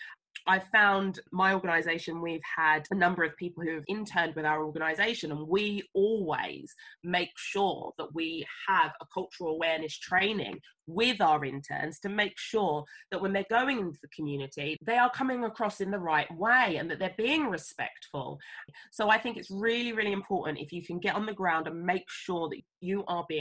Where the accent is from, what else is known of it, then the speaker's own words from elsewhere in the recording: England, United Kingdom; moved away as an adult; also born or lived in Sierra Leone (family) / Uganda; I understood I was from England.